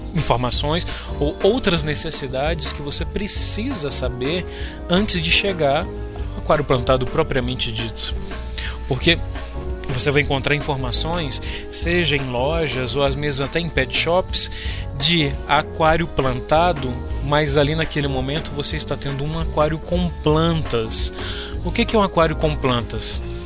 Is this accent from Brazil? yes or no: yes; Brasília, Federal District, Brazil; sou de Brasília